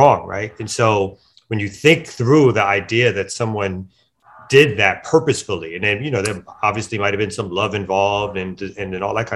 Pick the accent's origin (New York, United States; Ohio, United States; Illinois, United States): New York, United States; New York City; I'm born and raised in Brooklyn, New York